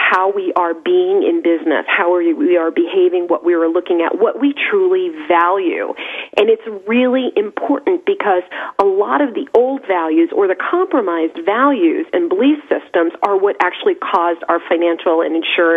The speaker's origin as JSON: {"language": "English", "region": "New York", "country": "United States", "said": "I'm a New Yorker"}